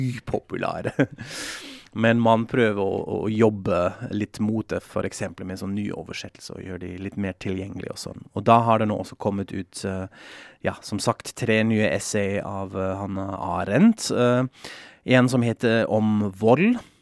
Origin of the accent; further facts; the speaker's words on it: Frankfurt am Main, Hesse, Germany; moved away; Jeg er jo fra Frankfurt am Main